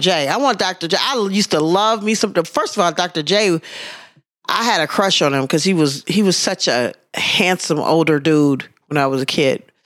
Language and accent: English; Wisconsin, United States; I'm from Wisconsin